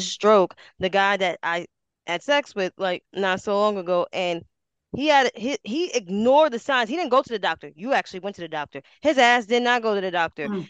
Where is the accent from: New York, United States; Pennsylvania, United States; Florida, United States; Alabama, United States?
New York, United States; New York City; I'm from Harlem like we're the mecca of the fucking clothes